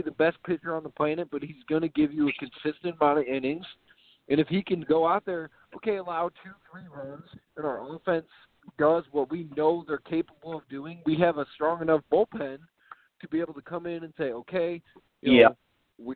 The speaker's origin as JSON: {"language": "English", "town": "St. Louis", "region": "Missouri", "country": "United States", "said": "I'm from St. Louis"}